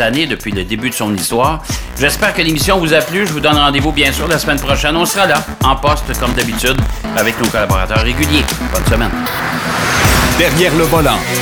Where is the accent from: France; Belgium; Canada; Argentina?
Canada; Trois-Rivières, Quebec; on avait un concessionnaire Toyota à Trois-Rivières, OK, dans mon patelin